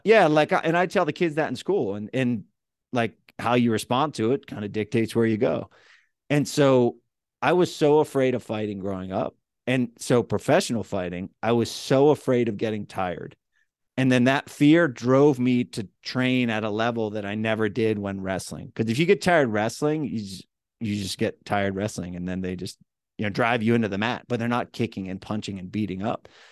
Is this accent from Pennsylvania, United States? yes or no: yes; Central Pennsylvania, United States; accent: central PA; my hometown, you know, m, m, mid, middle of Pennsylvania